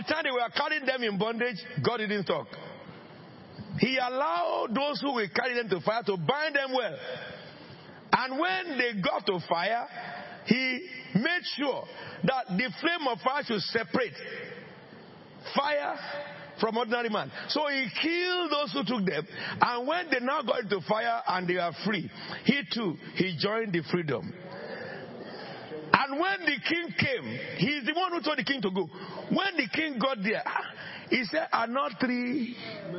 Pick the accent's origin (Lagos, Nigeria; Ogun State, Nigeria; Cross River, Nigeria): Ogun State, Nigeria; Abeokuta; moved away; I am from under the rock. Abeokuta.